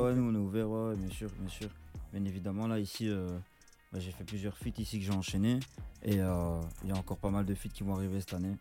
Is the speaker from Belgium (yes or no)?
yes; Charleroi, Wallonia, Belgium; je suis euh, rappeur depuis 3 ans et je viens de Charleroi en Belgique